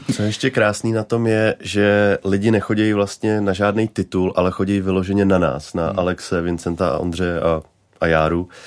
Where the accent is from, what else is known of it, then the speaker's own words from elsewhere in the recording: Nymburk, Central Bohemian Region, Czechia; jsem dojížděl každý den do Prahy z Nymburka